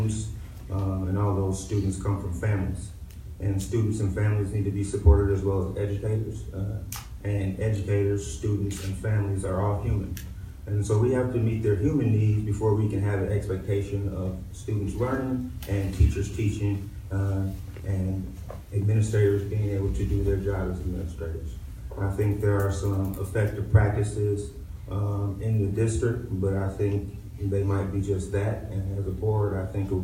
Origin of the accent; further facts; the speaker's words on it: Beloit, Wisconsin, United States; I'm born and raised in Beloit, Wisconsin